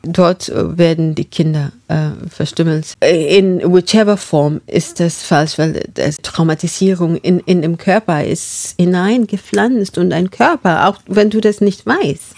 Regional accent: Marlal, northern Kenya, Kenya; German is a second language; moved away; Ich bin in Marlal aufgewachsen. Und das ist ein Dorf in Nordkenia.

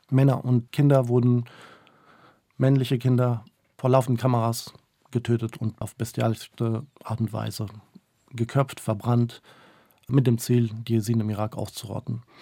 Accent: Germany; also born or lived in Mosul, Iraq; weswegen ich im Endeffekt in Deutschland gelandet bin.

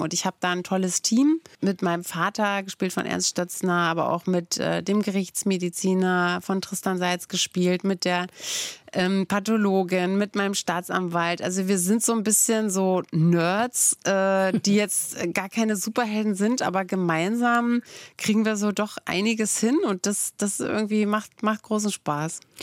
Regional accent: Brandenburg, Germany; ich komme ja aus Brandenburg

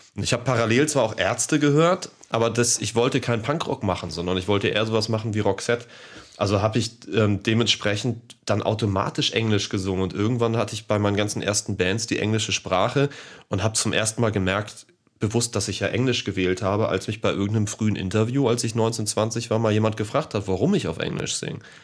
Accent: Hamburg, Germany; ich bin gebürtiger Deutscher, ich bin Hamburger.

